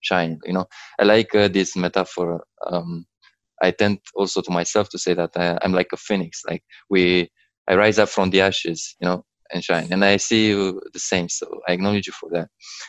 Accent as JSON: {"language": "English", "country": "Romania", "moved": "yes", "lives_now": "London, United Kingdom", "said": "I'm in London, actually. I'm from Romania."}